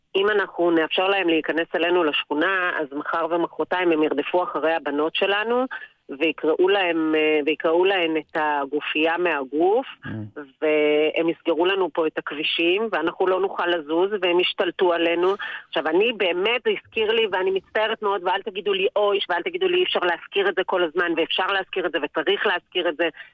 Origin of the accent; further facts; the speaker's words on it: Jerusalem, Jerusalem District, Israel; moved away as an adult; now in Tel Aviv, Israel; אני ירושלמית במקור, ועברתי לפני קרוב ל-20 ומשהו שנה לתל אביב